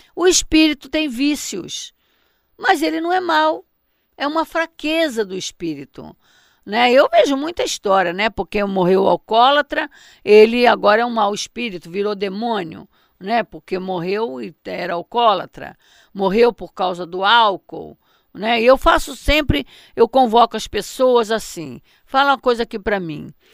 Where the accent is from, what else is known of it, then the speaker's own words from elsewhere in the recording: Mato Grosso, Brazil; Eu me lembro quando eu era criança, lá em Mato Grosso, não era em Barbacena, não, lá em Mato Grosso, eh, na casa dos meus pais